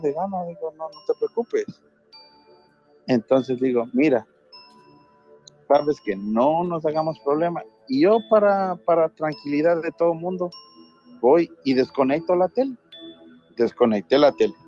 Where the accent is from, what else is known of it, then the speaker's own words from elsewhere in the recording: Ecuador; now in New Orleans, United States; Te estoy llamando de Nueva Orleans, pero soy de Ecuador.